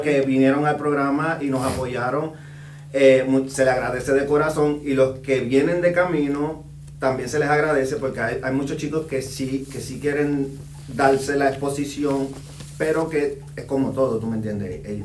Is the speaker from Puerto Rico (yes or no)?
yes; Puerto Rico; moved away as an adult; also born or lived in Dominican Republic; now in Indianapolis, United States; yo soy originario de República Dominicana, eh, me crié en Puerto Rico